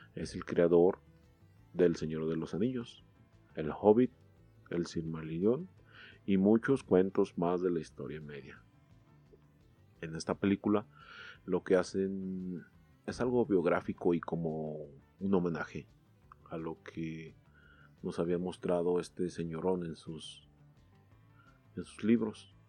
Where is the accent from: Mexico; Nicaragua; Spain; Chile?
Mexico; como buenos mexicanos